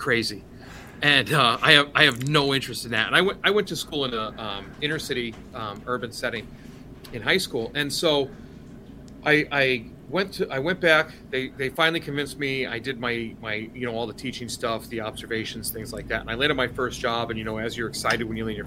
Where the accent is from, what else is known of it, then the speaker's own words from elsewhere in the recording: Oregon, United States; also born or lived in Connecticut; now in Massachusetts, United States; I'm originally from Oregon, but then I lived in Connecticut for a while